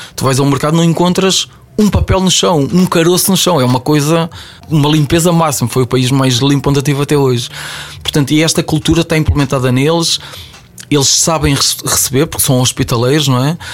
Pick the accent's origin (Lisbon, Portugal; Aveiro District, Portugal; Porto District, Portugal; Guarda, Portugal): Aveiro District, Portugal; Ovar; me levou de Ovar, de onde eu sou, até Macau.